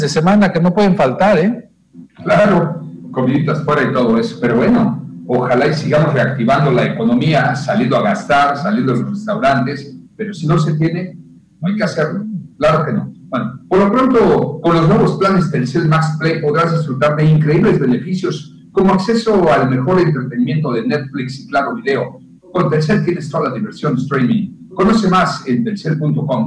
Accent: Yucatán, Mexico; nos hemos visto tan afectados los yucatecos

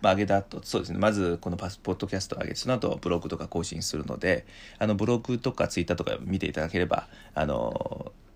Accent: China; Japanese is a second language; moved away; also born or lived in Japan; 私のふるさと修座の島なんですけども

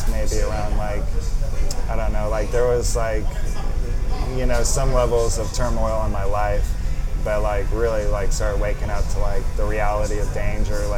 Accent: Wilmington, Delaware, United States; I'm from Wilmington, Delaware

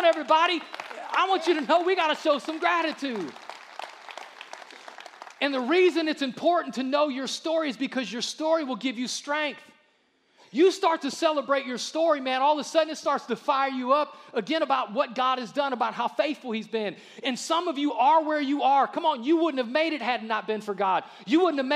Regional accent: Akron, Ohio, United States; moved away; I'm from Akron

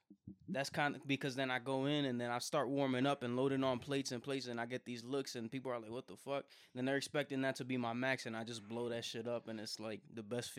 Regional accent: Bethlehem, Pennsylvania, United States; accent: New York / Jersey; also born or lived in Puerto Rico; I basically grew up in Pennsylvania on the east side, like kind of on the border of New Jersey and New York.

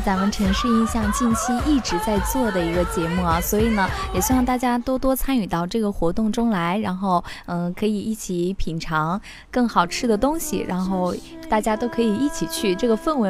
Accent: Enshi, Hubei, China; moved away as an adult; now in Wuhan, China; 我的家乡恩施

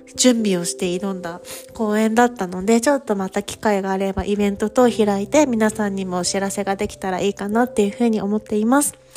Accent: Kyushu, Japan; moved away as an adult; now in Paris, France; 私、九州出身なんですけど

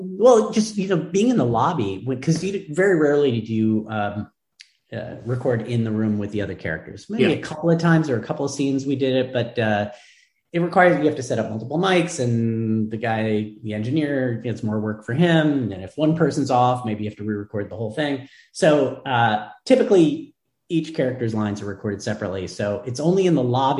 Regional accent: Santa Barbara, California, United States; also born or lived in Chicago; now in Los Angeles, United States; I grew up in Santa Barbara, went to school in Chicago, coming back

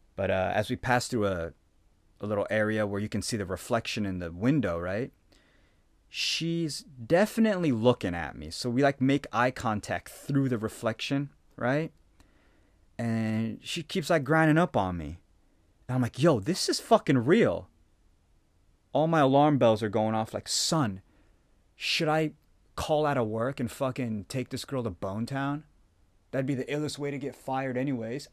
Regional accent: Phoenix, Arizona, United States; moved away as an adult; now in Japan; I came from Phoenix, right? Arizona

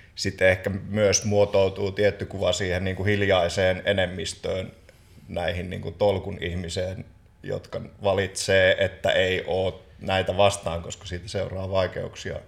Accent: Joensuu, North Karelia, Finland

